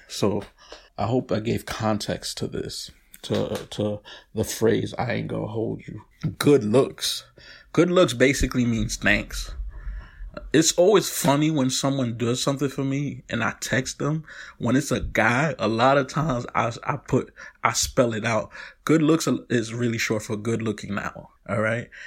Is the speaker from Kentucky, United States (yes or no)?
no; New York City, New York, United States; I'm from Brooklyn